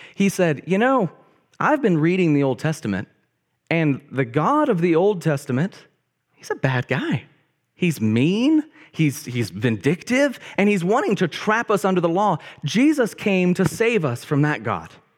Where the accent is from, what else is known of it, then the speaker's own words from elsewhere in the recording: Bryant, Arkansas, United States; I grew up in a town called Bryant, Arkansas